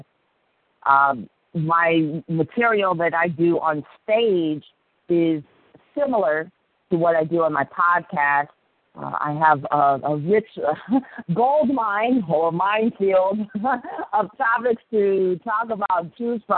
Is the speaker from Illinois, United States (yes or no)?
no; Akron, Ohio, United States; I grew up in the Midwest in the amazing metropolis of Akron, Ohio